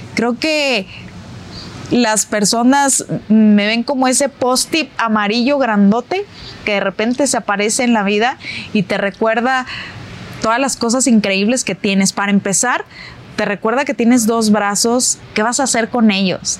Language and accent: Spanish; Mexico; como mexicana